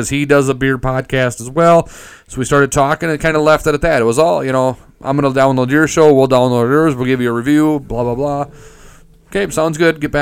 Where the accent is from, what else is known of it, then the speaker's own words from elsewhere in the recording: Minnesota, United States; accent: Minnesota; my Minnesota accent